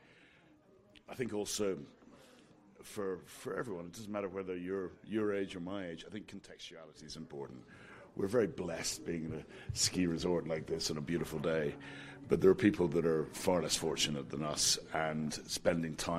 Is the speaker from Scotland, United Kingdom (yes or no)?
yes; Scotland, United Kingdom; moved away; I'm Scottish